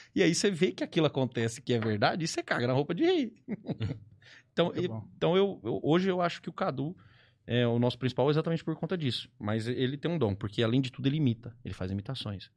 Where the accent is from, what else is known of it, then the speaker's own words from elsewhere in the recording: Ribeirão Preto, São Paulo, Brazil; sou aqui de Ribeirão Preto